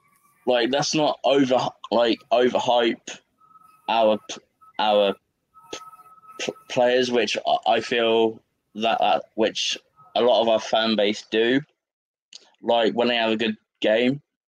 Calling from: East of England, United Kingdom; If you look at England on the map, and to the like to the very edge on the right, that's where I am.

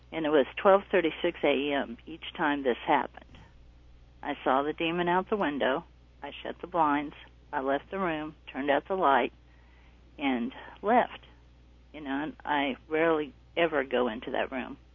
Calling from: North Carolina, United States; North Carolina.

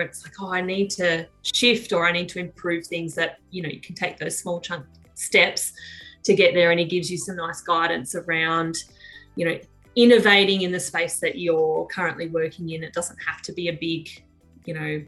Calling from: Tumut, New South Wales, Australia; I'm phoning in from New South Wales at the base of the Snowy Mountains in a little town called Tumut

